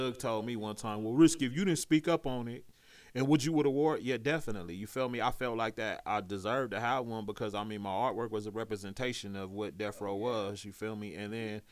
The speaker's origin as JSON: {"language": "English", "town": "Compton", "region": "California", "country": "United States", "tie": "born or raised there", "also_born_or_lived": "Torrance, California / Los Angeles", "said": "I wasn't born in Compton. I was born in Torrance, California, but I was raised in Compton."}